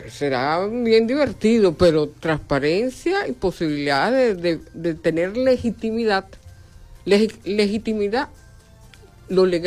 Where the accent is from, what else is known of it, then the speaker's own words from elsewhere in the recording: Venezuela; nosotros como venezolanos decimos, si esa es la forma para votar, yo me inscribo